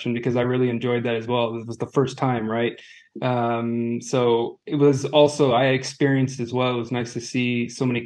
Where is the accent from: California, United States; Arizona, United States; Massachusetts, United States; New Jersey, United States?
California, United States; moved away as an adult; also born or lived in Manhattan Beach, California; now in Zurich, Switzerland; We're both from California